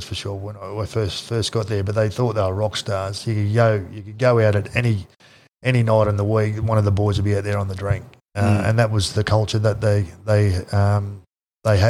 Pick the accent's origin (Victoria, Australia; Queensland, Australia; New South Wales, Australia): Queensland, Australia; North; moved away; I was from North Queensland